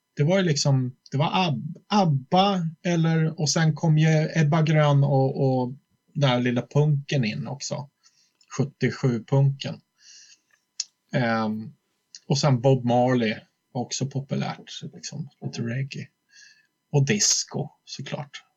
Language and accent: Swedish; Flen, Södermanland, Sweden; moved away as an adult; also born or lived in Gnesta; now in Stockholm, Sweden; jag född i Stockholm egentligen, men sen växte jag upp mycket i Flen ute på landet